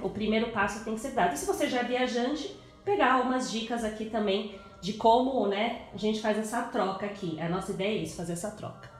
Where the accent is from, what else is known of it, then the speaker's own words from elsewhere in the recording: São Paulo, Brazil; eu sou de São Paulo e os meus pais são de Minas